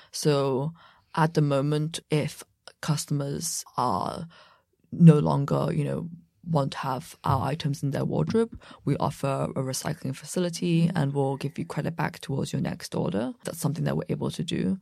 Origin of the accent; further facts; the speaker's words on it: about an hour west of London, South East England, United Kingdom; also born or lived in Beijing, China; I grew up about an hour west of London, mm. but my parents are from Beijing, mm. and hmm. I was born in Beijing